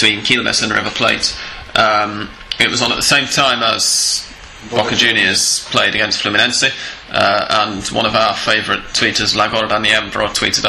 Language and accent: English; England, United Kingdom; now in Argentina; I'm English